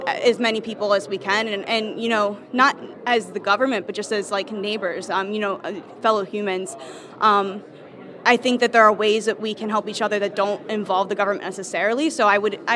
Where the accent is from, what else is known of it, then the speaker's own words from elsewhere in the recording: Delaware, United States; moved away; I'm from Kutztown University, originally from Delaware